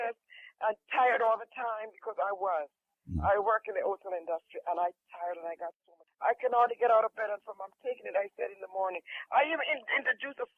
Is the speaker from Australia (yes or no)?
no; Jamaica; I'm from Jamaica